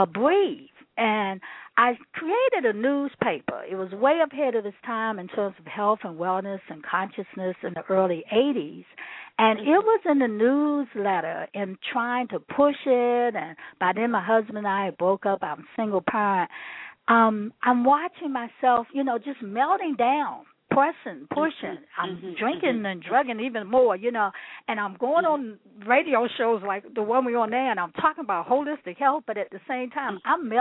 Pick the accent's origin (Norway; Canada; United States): United States; Washington, District of Columbia; I grew up in Washington, D.C., had a pretty happy, healthy growing up experience.